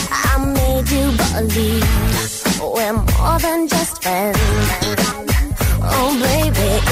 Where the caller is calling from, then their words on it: Burgos, Castile and León, Spain; de Burgos.